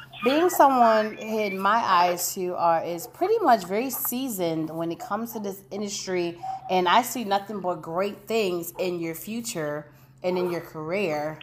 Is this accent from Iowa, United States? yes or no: no; Connecticut, United States; now in Indiana, United States; I'm originally from Connecticut, but at this very moment, I'm in Indiana